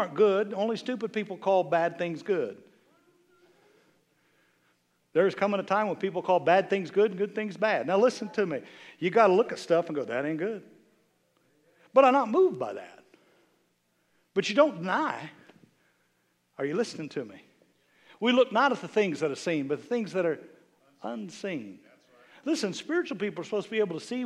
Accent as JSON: {"language": "English", "region": "Kansas", "country": "United States", "said": "I'm from Kansas"}